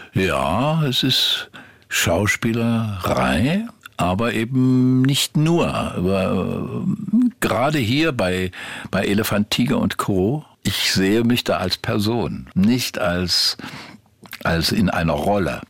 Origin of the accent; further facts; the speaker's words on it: Meissen, Saxony, Germany; moved away; also born or lived in Grimma; Da wohnte ich ja als Kind erstmal in Meißen. Ja. Bin ja, habe meine ganze Kindheit in Meißen verbracht